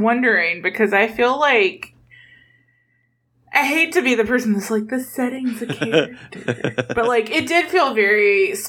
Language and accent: English; South Georgia, United States; I grew up in South Georgia, which is a totally different region